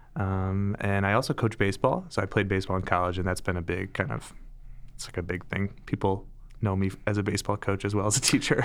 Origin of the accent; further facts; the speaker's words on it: Detroit, Michigan, United States; moved away as an adult; also born or lived in St. Louis, Missouri / Milwaukee, Wisconsin; So I was born and raised in Metro Detroit.